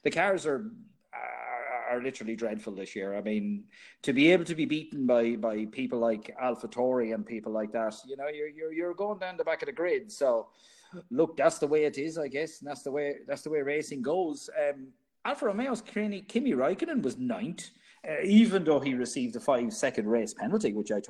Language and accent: English; Ireland; Us being Irish